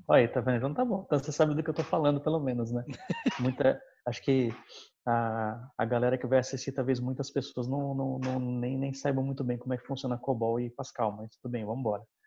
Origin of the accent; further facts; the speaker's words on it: São Bernardo do Campo, São Paulo, Brazil; now in Osasco, Brazil; eu sou natural da BC